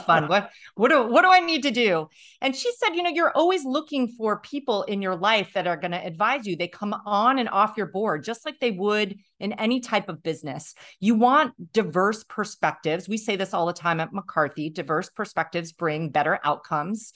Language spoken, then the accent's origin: English; Tunkhannock, Pennsylvania, United States; I grew up, I say, in the middle of nowhere in Pennsylvania